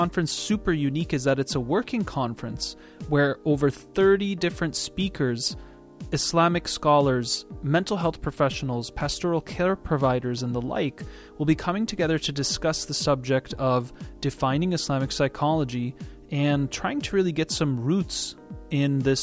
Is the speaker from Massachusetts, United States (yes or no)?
yes; Boston, Massachusetts, United States; I grew up in Boston